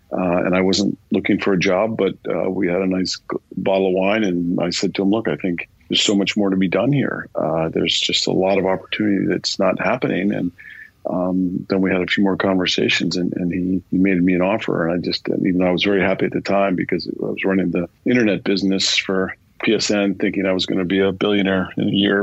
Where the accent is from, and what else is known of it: United States; moved away as an adult; also born or lived in Milan, Italy; now in London, United Kingdom